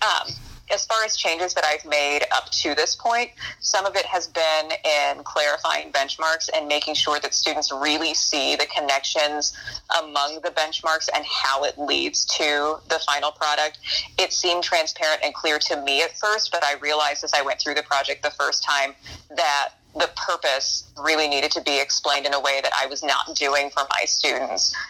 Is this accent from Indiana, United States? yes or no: yes; Crawfordsville, Indiana, United States; also born or lived in Lowell, Indiana; When I was a student at Crawfordsville, Indiana